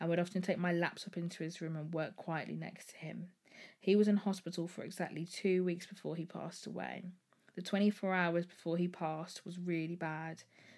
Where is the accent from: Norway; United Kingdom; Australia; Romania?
United Kingdom; Birmingham, West Midlands; I'm 26 and I'm from Birmingham.